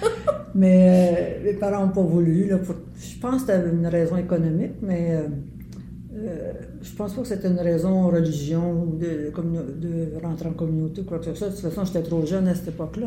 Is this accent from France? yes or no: no; Montreal, Quebec, Canada; also born or lived in LaSalle; Puis on a été élevé, j'ai été élevée à Verdun